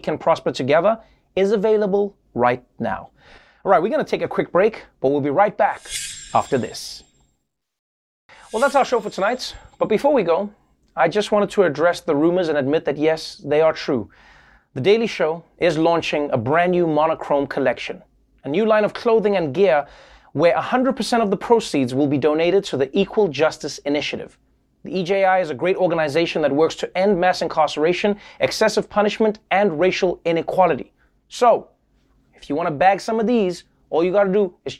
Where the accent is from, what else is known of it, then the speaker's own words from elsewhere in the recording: South Africa; a South African